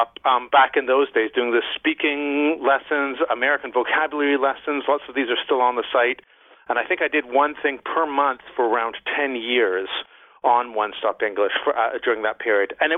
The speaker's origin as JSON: {"language": "English", "country": "Canada", "also_born_or_lived": "Mexico / Barcelona, Spain", "moved": "as an adult", "said": "I'm from Canada"}